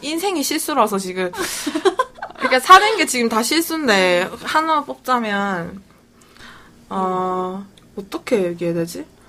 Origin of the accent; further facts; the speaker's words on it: Busan, South Korea; moved away as an adult; now in Ulsan, South Korea; 제가 부산 사람이니까